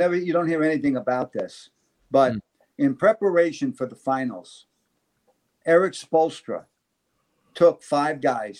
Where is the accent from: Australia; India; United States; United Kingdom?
United States; New York; now in Miami, United States; I'm not from here. I'm from New York.